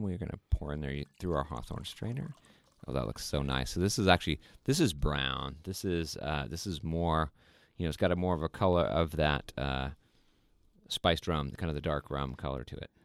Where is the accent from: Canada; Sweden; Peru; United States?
Sweden; moved away; last year we went to Sweden, which is my home country, where my family is from